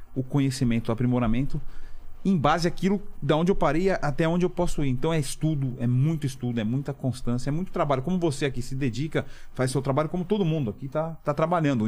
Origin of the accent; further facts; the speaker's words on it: São Paulo, Brazil; also born or lived in Milan, Italy; eu cresci na Santa Efigênia aqui